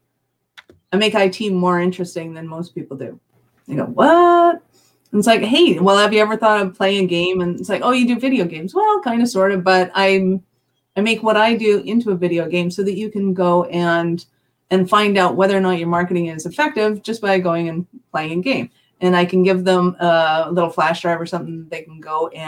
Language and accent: English; Canada; I'm Canadian